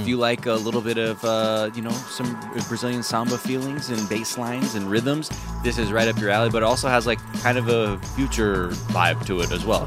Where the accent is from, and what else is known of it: Los Angeles, California, United States